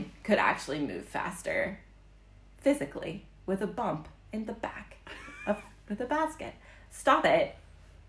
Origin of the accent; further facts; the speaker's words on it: Ohio, United States; now in Helsinki, Finland; I'm coming from Ohio